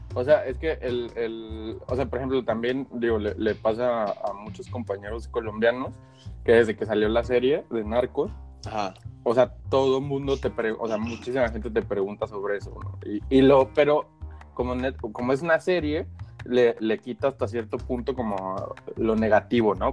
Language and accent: Spanish; Mexico; moved away